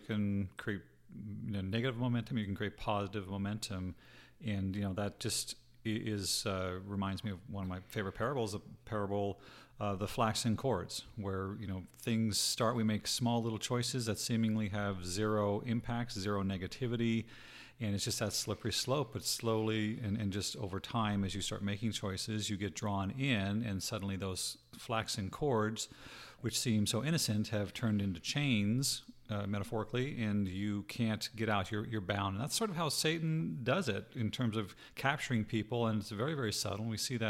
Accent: Canada; also born or lived in Utah, United States; now in Arizona, United States; I'm not from Utah. Stop telling people that. I'm from Canada. I lived in Utah.

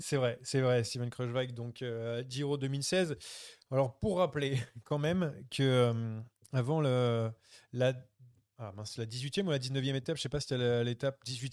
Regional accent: France; on est français

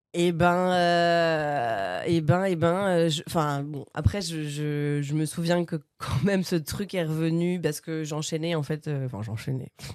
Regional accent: Bernay, Normandy, France; born or raised there; moved away as an adult; also born or lived in Paris region; now in Paris, France

